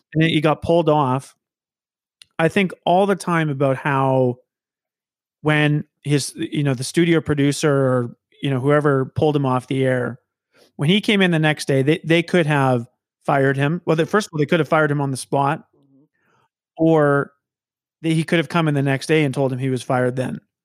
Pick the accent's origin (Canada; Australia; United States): Canada; Saskatoon, Saskatchewan; moved away as an adult; now in Regina, Canada; I, I moved to Regina. So I'm, I'm from Saskatoon